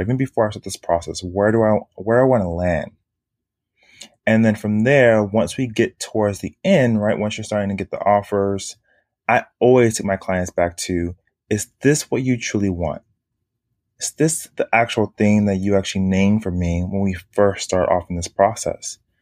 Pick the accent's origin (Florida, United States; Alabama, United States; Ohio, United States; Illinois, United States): Florida, United States; Miami; moved away as an adult; now in Harlem, New York, United States; born and raised in Miami, Florida